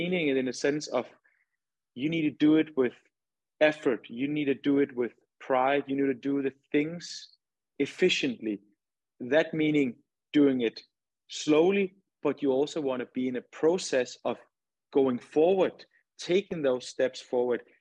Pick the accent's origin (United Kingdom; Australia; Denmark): Denmark; moved away as an adult; now in Houston, United States; my childhood in my hometown. We have this, we have snow. Obviously, there's not snow in Houston, but in Denmark, there's a lot of snow